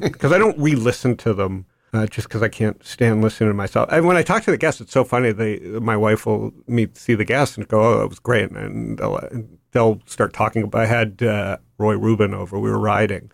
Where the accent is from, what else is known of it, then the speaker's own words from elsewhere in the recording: Toronto, Ontario, Canada; I grew up in Toronto